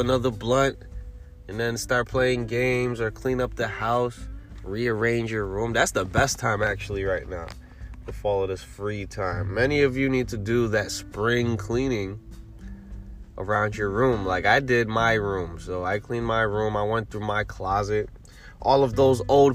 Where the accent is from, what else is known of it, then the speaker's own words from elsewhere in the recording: New York City, New York, United States; I'm a New Yorker